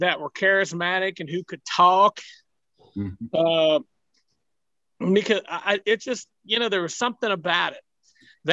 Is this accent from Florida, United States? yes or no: no; Athens County, Southeastern Ohio, United States; I grew up in Southeastern Ohio. I still live in Southeastern Ohio